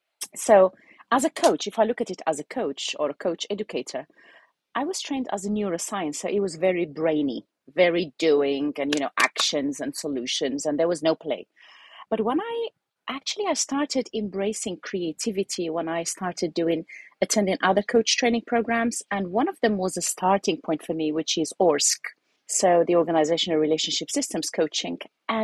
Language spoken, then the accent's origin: English; Algeria; also born or lived in United Kingdom; I'm originally Algerian. So I'm Algerian British who has been moving around.